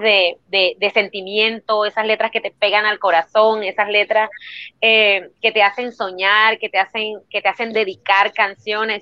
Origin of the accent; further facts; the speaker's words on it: Turbaná, Bolívar, Colombia; also born or lived in Cartagena, Colombia; nací en Cartagena, pero me crié en un pueblo que se llama Turbana Bolívar